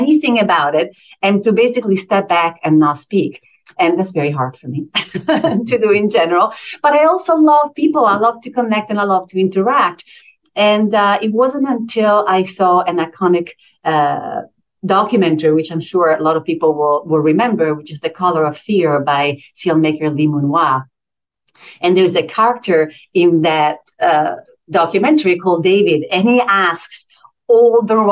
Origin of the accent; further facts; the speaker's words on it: Italy; English is a second language; moved away as an adult; now in United States; I grew up in Italy since I was 19